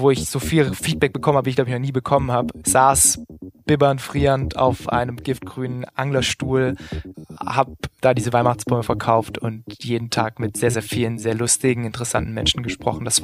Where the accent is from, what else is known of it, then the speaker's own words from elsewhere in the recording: Tübingen, Baden-Württemberg, Germany; immer auch schon äh, neben der Schule eben geschrieben für Lokalzeitungen in Tübingen wo ich herkomme und damit mein Geld verdient.